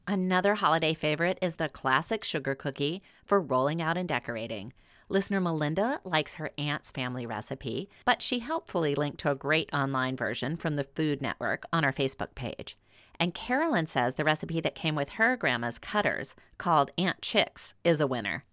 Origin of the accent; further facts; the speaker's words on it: Louisiana, United States; growing up in Louisiana